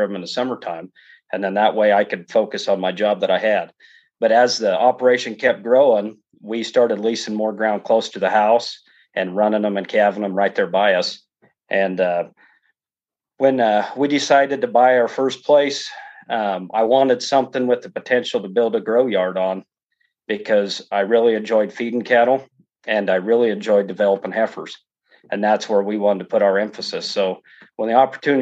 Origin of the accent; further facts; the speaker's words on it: Elbert, Colorado, United States; also born or lived in Sterling, Colorado / Nebraska Panhandle / Wyoming / Limon, Colorado; we grew up in the Front Range there of Colorado, a little town called Elbert